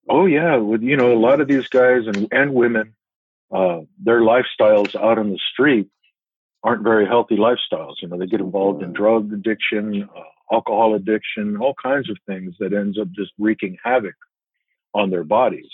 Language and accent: English; Tucson, Arizona, United States; moved away as an adult; also born or lived in central New Mexico; I, spent my school years, my school age years, actually growing up in Tucson.